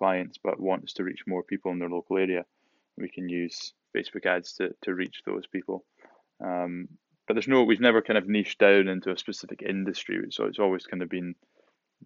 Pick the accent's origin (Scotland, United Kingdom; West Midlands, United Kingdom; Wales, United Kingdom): Scotland, United Kingdom; Shetland Islands; moved away as an adult; also born or lived in Manchester / Edinburgh; I wasn't born in Shetland, but I grew up in Shetland for until the age of 18